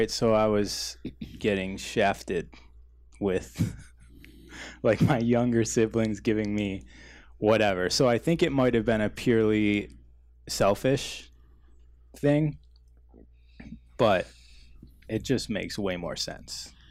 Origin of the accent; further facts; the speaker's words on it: Lakewood, California, United States; born there; Lakewood, California.